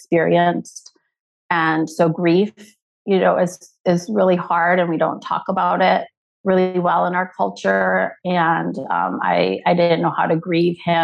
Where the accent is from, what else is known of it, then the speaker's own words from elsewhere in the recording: Mexico City, Mexico; accent: Minnesotan; English is a second language; moved away as an adult; also born or lived in Washington, D.C.; now in Savannah, United States; I grew up in Mexico City where we went to like clubs, you know, when we were 15, 16